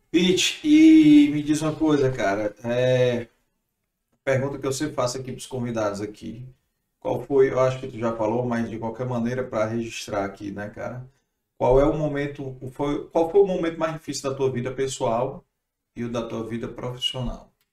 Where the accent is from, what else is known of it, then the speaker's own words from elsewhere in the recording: Fortaleza, Ceará, Brazil; Sou de Fortaleza